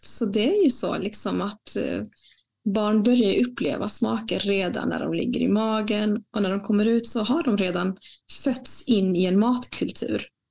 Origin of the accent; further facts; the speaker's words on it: Bolivia; also born or lived in Latin America; now in Sweden; mitt hemland Bolivia